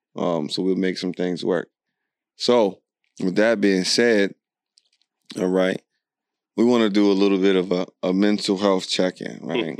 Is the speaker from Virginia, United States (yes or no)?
yes; Alexandria, Virginia, United States; I'm from Alexandria, Virginia